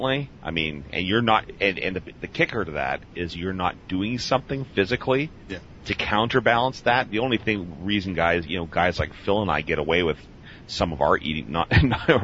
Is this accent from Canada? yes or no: yes; Canada; moved away as an adult; also born or lived in United States; I can say as a Canadian that's lived a couple different times in the States